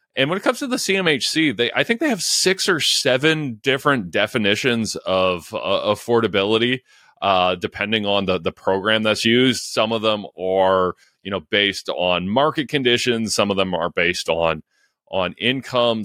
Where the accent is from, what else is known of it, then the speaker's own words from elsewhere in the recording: London, Ontario, Canada; my hometown of London, Ontario